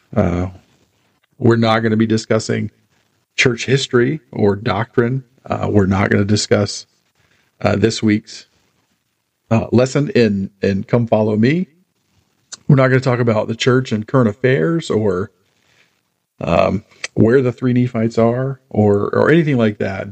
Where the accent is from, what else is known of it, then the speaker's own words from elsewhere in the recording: Charlotte, North Carolina, United States; now in Harrisburg, United States; I was born and raised in Charlotte